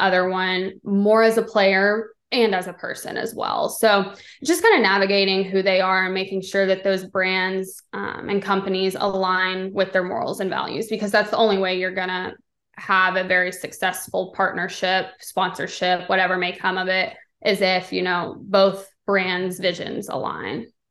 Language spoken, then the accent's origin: English; Texas, United States; I'm originally from Texas, so I grew up, you know, having tickets.